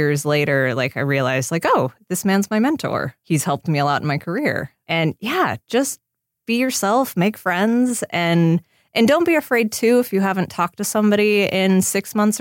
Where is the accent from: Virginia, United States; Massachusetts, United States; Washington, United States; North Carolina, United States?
Washington, United States; Seattle; now in Los Angeles, United States; I grew up in Seattle